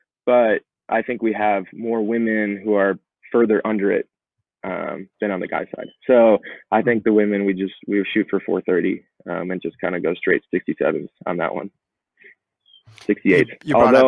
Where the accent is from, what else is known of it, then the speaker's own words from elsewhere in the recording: Colorado, United States; Kind of living and growing up in Colorado, seeing a lot of attempts but coming up short.